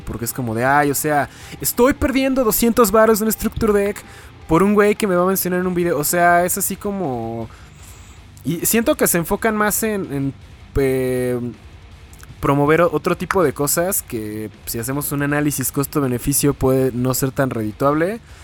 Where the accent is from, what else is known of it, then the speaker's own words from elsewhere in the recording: Toluca, State of Mexico, Mexico; soy de Toluca